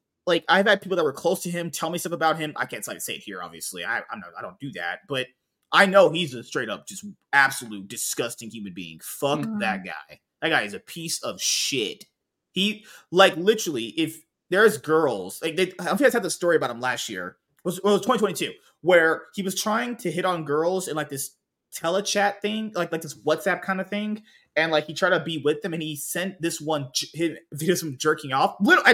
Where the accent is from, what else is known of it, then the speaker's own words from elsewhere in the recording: New Orleans, Louisiana, United States; I always need my Mexicans from Louisiana. We're from New Orleans.